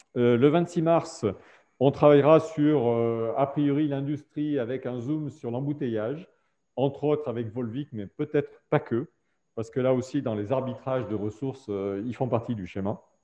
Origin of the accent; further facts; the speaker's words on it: Auvergne-Rhône-Alpes, France; on est auvergnat